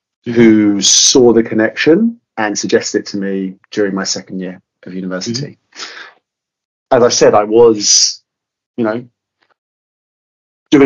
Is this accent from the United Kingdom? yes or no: yes; London area, United Kingdom; I'm personally from the London area